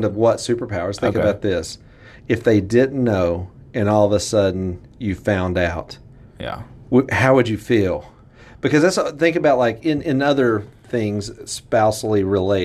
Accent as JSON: {"language": "English", "area": "the South", "region": "Southern United States", "country": "United States", "accent": "southern", "said": "My southern accent."}